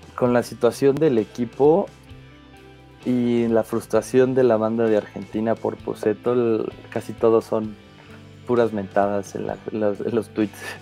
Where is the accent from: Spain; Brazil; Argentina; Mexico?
Mexico; yo soy de México